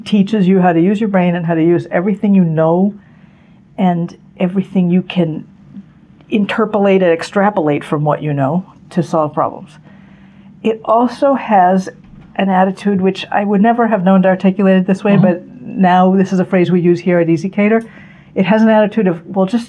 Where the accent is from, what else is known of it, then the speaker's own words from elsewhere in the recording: Newton, Massachusetts, United States; We grew up in Newton, which is a suburb, you know, not far from Cambridge.